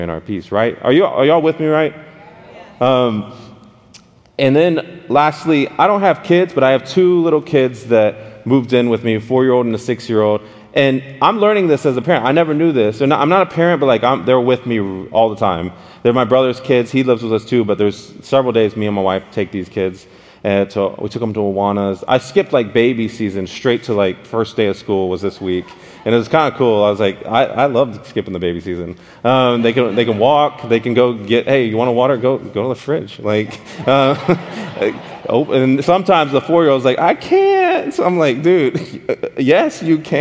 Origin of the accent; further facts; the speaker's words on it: Dallas, Texas, United States; I'm from Dallas, Texas